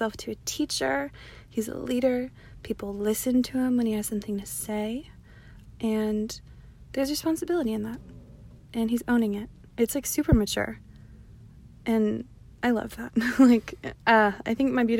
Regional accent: Downey, California, United States; I'm from Downey

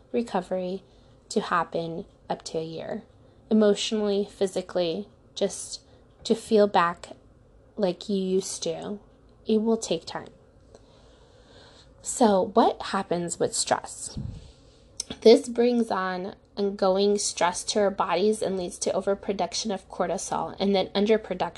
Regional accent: Ukraine; now in United States; I was born in Ukraine

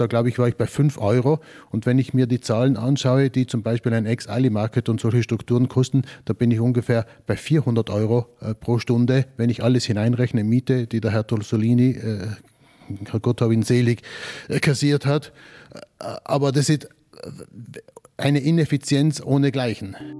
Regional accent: Bolzano, Trentino-Alto Adige, Italy; als Bozner, als Südtiroler

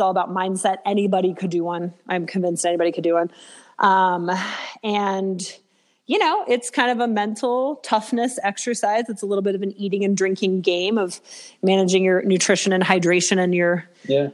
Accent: Alaska, United States; I am originally from Alaska.

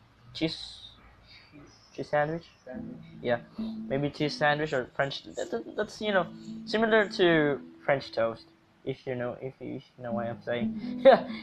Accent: Philippines; I am Filipino.

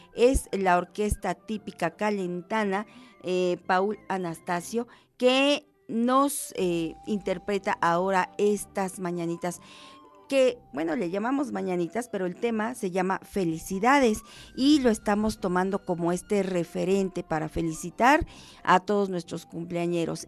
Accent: Mexico; como mexicanos

